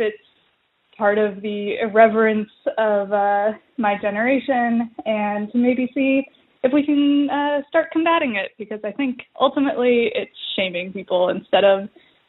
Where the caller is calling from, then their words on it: Midwest, United States; I'm calling from the Midwest as a millennial woman who is starting to attend a lot of my friends' weddings.